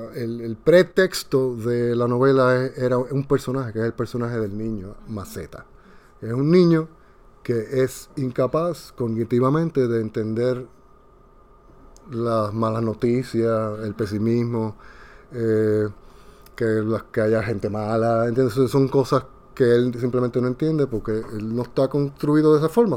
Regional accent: Puerto Rico; now in Dominican Republic; soy de Puerto Rico y vivo en República Dominicana

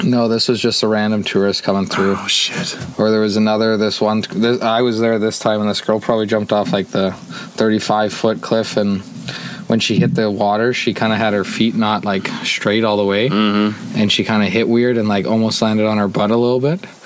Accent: Jasper, Alberta, Canada; originally born and raised in Jasper

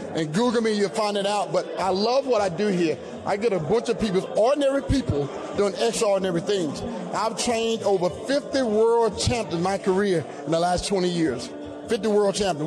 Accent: the South, United States; also born or lived in Georgia; born and raised in the South

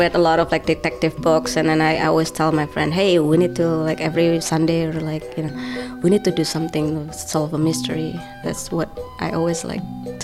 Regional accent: Surakarta, Central Java, Indonesia; moved away as an adult; now in West Stockbridge, United States; I grew up in the poor side of Solo

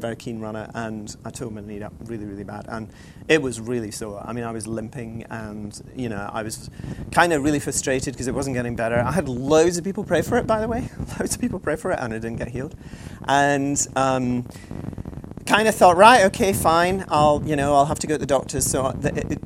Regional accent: Scotland, United Kingdom; I'm Scottish

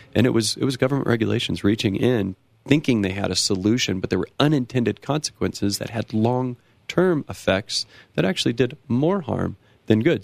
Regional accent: near Los Angeles, California, United States; born or raised there; now in Colorado, United States

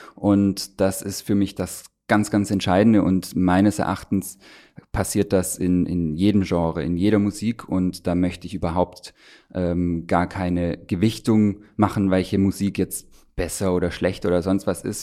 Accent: Stuttgart, Baden-Württemberg, Germany; moved away as an adult; now in Brandenburg, Germany; ich bin ja in Stuttgart geboren, in, in Süddeutschland aufgewachsen

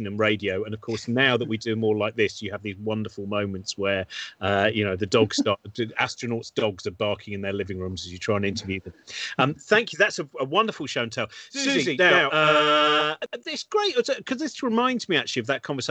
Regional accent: United Kingdom; I was brought up in the Chilterns

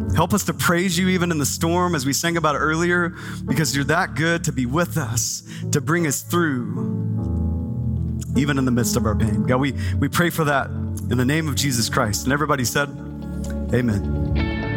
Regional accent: Texas, United States; now in Phoenix, United States; I grew up in Texas

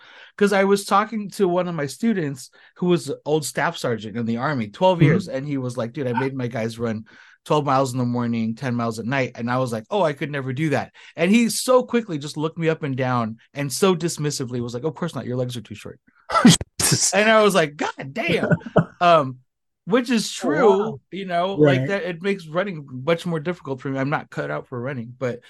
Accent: Philippines; I recently I'm Filipino. I'm 5'8"

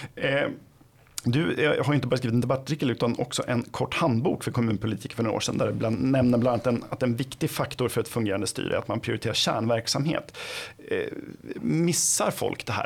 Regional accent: Flen, Södermanland, Sweden; jag kommer själv från Flen

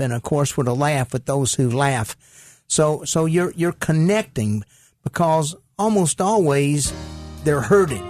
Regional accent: Caruthersville, Missouri, United States; I grew up in Caruthersville, Missouri

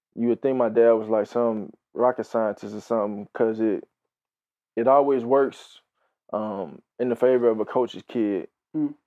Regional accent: Houston, Texas, United States; grew up, born and raised in Houston, Texas.

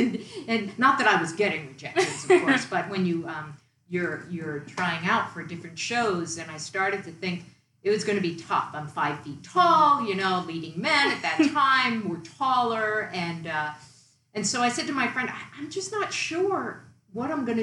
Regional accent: Long Island, New York, United States; moved away; also born or lived in Massachusetts; I grew up on Long Island, New York, in a working class neighborhood, working class family

